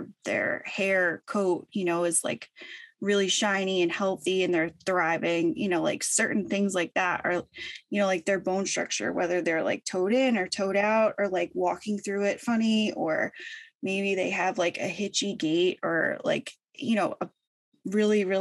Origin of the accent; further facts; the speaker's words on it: St. Petersburg, Florida, United States; I grew up in Florida. I'm originally from Florida, St. Petersburg. I grew up there, you know, my whole life